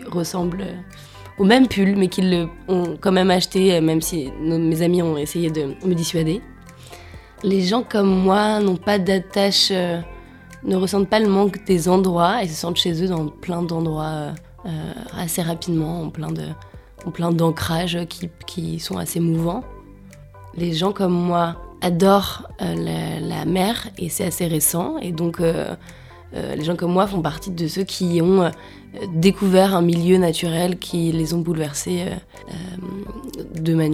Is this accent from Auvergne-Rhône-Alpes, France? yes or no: yes; Auvergne-Rhône-Alpes, France; Je viens d'un village de Savoie avec des parents alpinistes à un endroit euh, très ancré dans la montagne. Et j'en suis partie, je reviens souvent, j'en suis partie pour faire des études